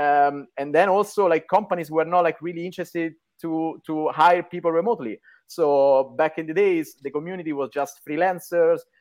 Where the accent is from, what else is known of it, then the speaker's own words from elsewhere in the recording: Rome, Lazio, Italy; moved away as an adult; also born or lived in New York; I'm Italian, born and raised in Rome